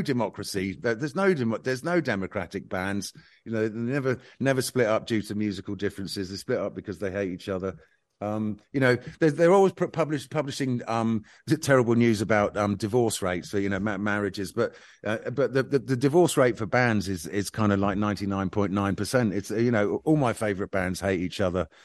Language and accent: English; Bournemouth, South West England, United Kingdom; when I was growing up in Bournemouth